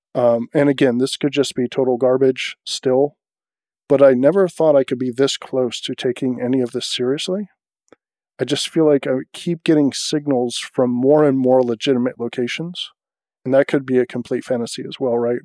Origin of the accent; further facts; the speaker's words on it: United States; as an American